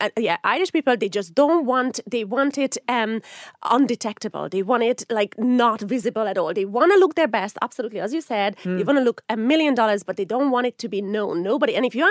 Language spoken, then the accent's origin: English; Hungary; moved away as an adult; now in Ireland; Now, I'm originally from Hungary, but I have been here for 24 years. So I have spent more time here than I spent in Hungary. So Ireland is my absolute home.